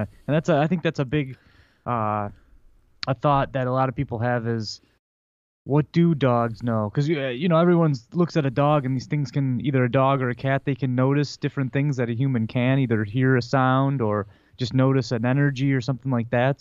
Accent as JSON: {"language": "English", "town": "Detroit", "region": "Michigan", "country": "United States", "said": "we're from Detroit. We're you know Red Wings fans."}